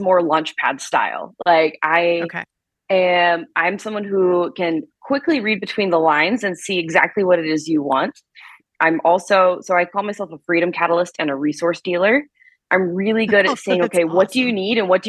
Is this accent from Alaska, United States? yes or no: no; South Carolina, United States; now in Arizona, United States; I grew up in South Carolina